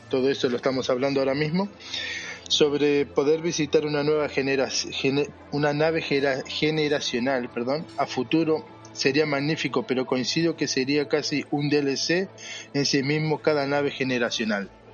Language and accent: Spanish; Uruguay; No, no soy argentino, soy uruguayo